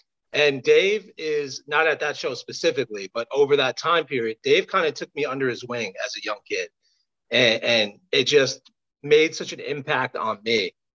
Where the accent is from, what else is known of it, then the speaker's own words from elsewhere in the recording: Newark, New Jersey, United States; I grew up in Newark, New Jersey, home of the Pipeline.